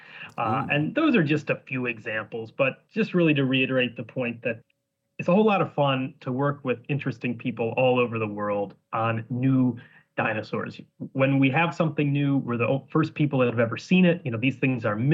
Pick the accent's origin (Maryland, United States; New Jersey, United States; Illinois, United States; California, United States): Illinois, United States; Northern; moved away as an adult; also born or lived in Scotland; now in Edinburgh, United Kingdom; I'm from Northern Illinois